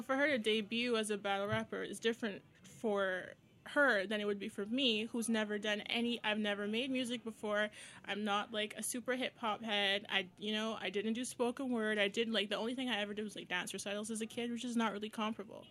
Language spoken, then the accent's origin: English; Barbados; moved away as an adult; also born or lived in Windsor, Canada; now in Toronto, Canada; I'm from Barbados